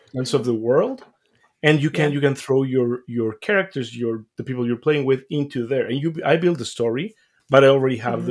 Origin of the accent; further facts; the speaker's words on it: Mexico; I grew up mm-hmm. in Mexico, as I mentioned, like I'm from Mexico